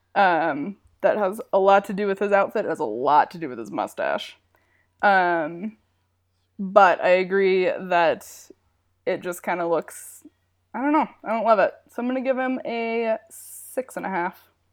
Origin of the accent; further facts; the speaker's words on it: Wyoming, United States; moved away; I grew up in Wyoming.